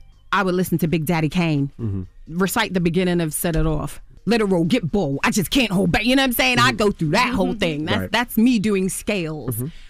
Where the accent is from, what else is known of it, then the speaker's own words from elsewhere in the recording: England, United Kingdom; I'm born and raised in England, and I never saw an apartment that looked like that in England, or a flat, as we call it.